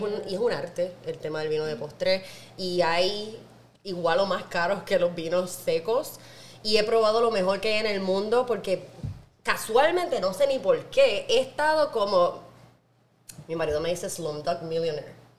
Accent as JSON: {"language": "Spanish", "town": "Naranjito", "country": "Puerto Rico", "said": "Y no solo soy una jíbara de Puerto Rico, no, yo no soy de San Juan, yo soy de Naranjito"}